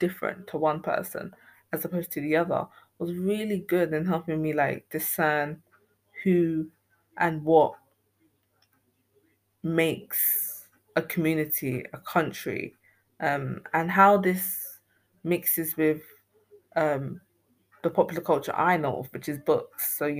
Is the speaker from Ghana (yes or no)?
yes; Ghana; oral histories being so significant to me as a Ghanaian person